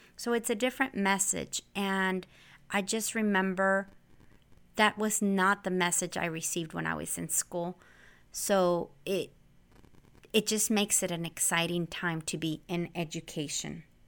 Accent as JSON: {"language": "English", "area": "Central Valley", "region": "California", "country": "United States", "tie": "born or raised there", "also_born_or_lived": "Santa Barbara, California", "moved": "as an adult", "lives_now": "San Diego, United States", "said": "I grew up in the Central Valley here in California."}